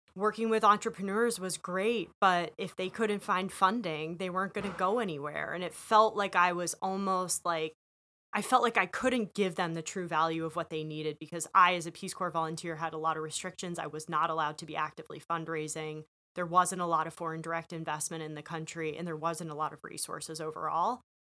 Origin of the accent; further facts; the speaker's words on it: Western Massachusetts, United States; moved away as an adult; also born or lived in Rhode Island / Chicago; I'm born and raised in Western Massachusetts